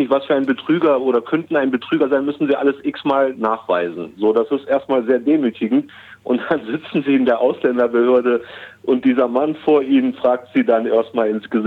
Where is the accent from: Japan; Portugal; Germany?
Germany; geboren und aufgewachsen bin, mein Vater ist damals 1968 als Gastarbeiter nach Deutschland gekommen und ich wurde 1977 in Deutschland geboren.